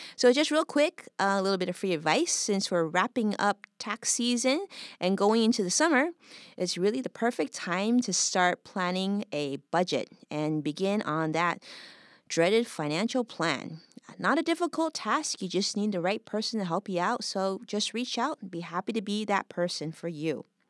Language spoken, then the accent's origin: English; Los Angeles, California, United States; born and raised in Los Angeles, like just like I was actually